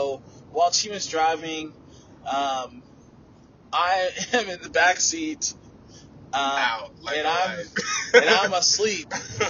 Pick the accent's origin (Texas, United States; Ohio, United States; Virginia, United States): Texas, United States; we're from Texas.